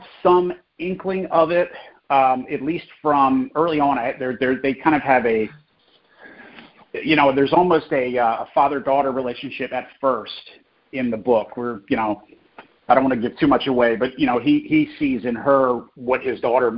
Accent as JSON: {"language": "English", "region": "New Jersey", "country": "United States", "tie": "born or raised there", "said": "I grew up in New Jersey, so I was right across the river from Philly"}